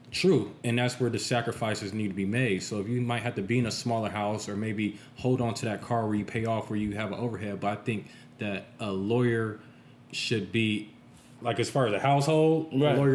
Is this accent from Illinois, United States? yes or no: yes; Chicago, Illinois, United States; now in Las Vegas, United States; I'm from Chicago